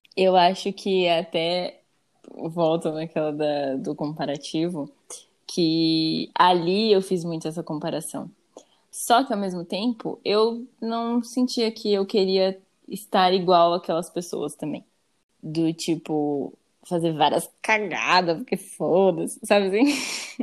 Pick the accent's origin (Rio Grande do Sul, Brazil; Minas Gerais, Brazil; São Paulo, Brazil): São Paulo, Brazil; Campinas; moved away as an adult; eu saí de casa, que eu saí de Campinas, fui pra São Paulo